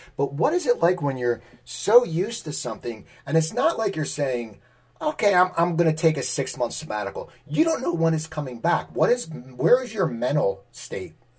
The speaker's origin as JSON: {"language": "English", "area": "near Philadelphia", "region": "Pennsylvania", "country": "United States", "tie": "born or raised there", "said": "I grew up near Philadelphia, and I, I moved back here"}